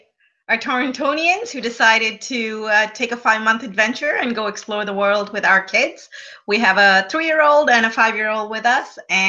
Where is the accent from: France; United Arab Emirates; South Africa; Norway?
United Arab Emirates; Dubai; I grew up in Dubai. Do you know that? When I was 5 years old, I was living in Dubai.